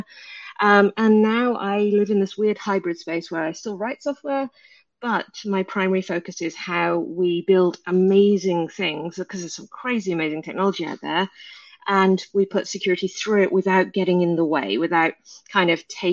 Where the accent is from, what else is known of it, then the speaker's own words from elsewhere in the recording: England, United Kingdom; in my hometown in the middle of the UK, you've never heard